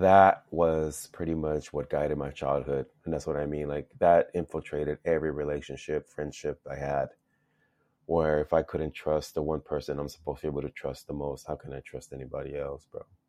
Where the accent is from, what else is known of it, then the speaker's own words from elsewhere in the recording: Los Angeles, California, United States; also born or lived in El Salvador; grew up in Los Angeles. went to school out in San Fernando Valley